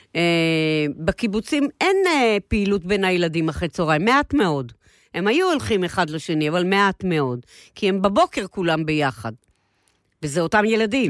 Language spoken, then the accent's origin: Hebrew; Israel; נולדנו ב-49, אוקיי? אוקיי. ואנחנו הילדים הראשונים של מדינת ישראל, הצברים